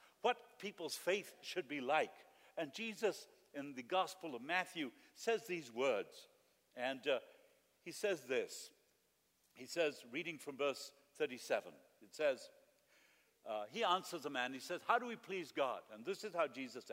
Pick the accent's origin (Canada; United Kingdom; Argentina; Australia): Argentina; moved away; I lived in Argentina